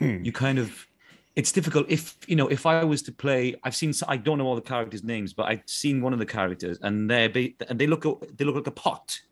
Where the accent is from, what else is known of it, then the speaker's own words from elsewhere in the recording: South Wales, United Kingdom; accent: Welsh accent from South Wales; my Welsh accent from South Wales